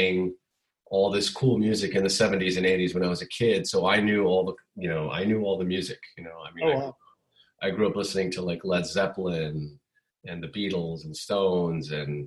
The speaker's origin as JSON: {"language": "English", "town": "New York City", "region": "New York", "country": "United States", "tie": "born or raised there", "moved": "as an adult", "lives_now": "Los Angeles, United States", "said": "I was born and raised in New York, lived in Manhattan basically all my life"}